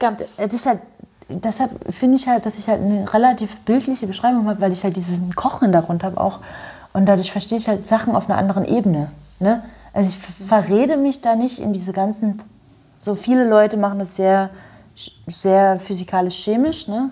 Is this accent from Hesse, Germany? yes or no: no; Görlitz, Saxony, Germany; moved away as an adult; now in Berlin, Germany; In Görlitz, in meiner Heimatstadt